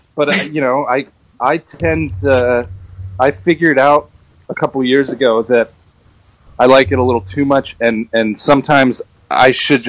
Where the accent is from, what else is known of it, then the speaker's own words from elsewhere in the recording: Cotati, California, United States; I grew up in Sonoma County in California. And I was like born and raised. My mom and my dad had a house. They bought a house in Cotati, California, which is pretty much in the heart of Sonoma, right on Highway 101.